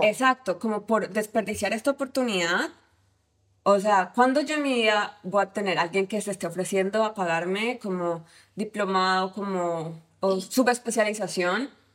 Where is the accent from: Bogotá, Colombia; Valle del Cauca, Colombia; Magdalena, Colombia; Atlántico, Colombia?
Valle del Cauca, Colombia; Cali; moved away as an adult; now in United States; soy colombiana, de Cali, y hace seis años, siete años decidí mudarme a Estados Unidos